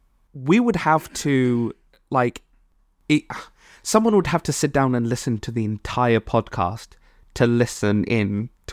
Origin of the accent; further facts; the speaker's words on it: Malawi; I'm from Malawi, and I like my African friends